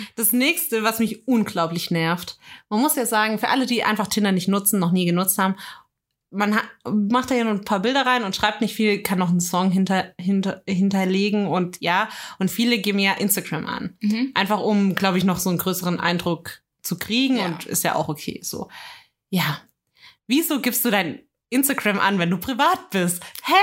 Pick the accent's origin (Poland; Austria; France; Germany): Germany; als Deutscher